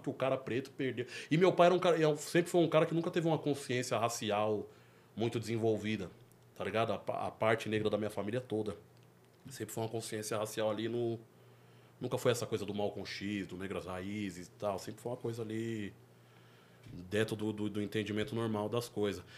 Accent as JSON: {"language": "Portuguese", "area": "near Capão Redondo", "region": "São Paulo", "country": "Brazil", "tie": "born or raised there", "said": "Por mais que da minha quebrada até lá é 10 minutos"}